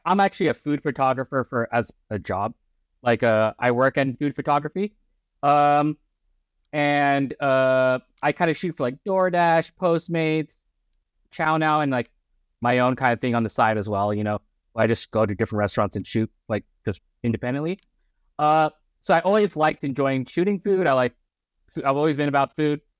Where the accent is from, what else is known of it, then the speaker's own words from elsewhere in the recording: Orange County, California, United States; also born or lived in Chicago / Bay Area; I was born in Chicago. Uh, I, we moved when I was, like, a baby. And we li-, basically live in Southern California for my entire life. I was raised in Orange County